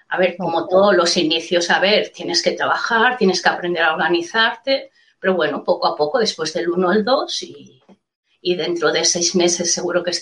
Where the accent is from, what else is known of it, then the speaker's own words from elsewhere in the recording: Mataró, Catalonia, Spain; Primero pensaba en buscar trabajo por Mataró, que es de donde soy.